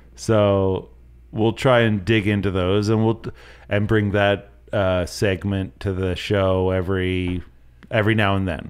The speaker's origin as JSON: {"language": "English", "region": "the Maritimes", "country": "Canada", "tie": "born or raised there", "said": "growing up in the Maritimes"}